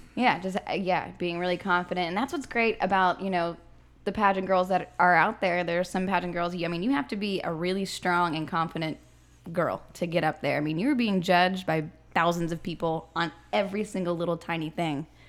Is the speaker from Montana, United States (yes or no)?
no; Corpus Christi, Texas, United States; I'm from Corpus Christi, so South Texas